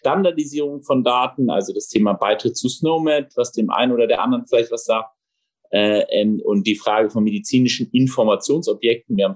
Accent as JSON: {"language": "German", "region": "Rhineland", "country": "Germany", "tie": "born there", "lives_now": "Berlin, Germany", "said": "äh, gebürtiger Rheinländer, gelernter Berliner"}